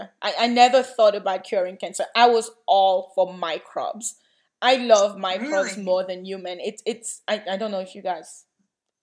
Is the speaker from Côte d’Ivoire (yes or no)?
yes; Côte d’Ivoire; moved away; I grew up in the Ivory Coast, so TB, HIV, you know, malaria is really affecting people's lives.